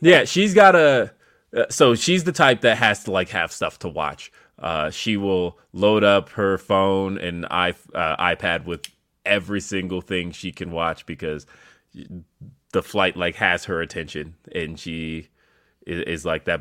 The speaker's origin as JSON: {"language": "English", "region": "California", "country": "United States", "moved": "yes", "lives_now": "Colorado, United States", "said": "I'm originally from California. That's my home"}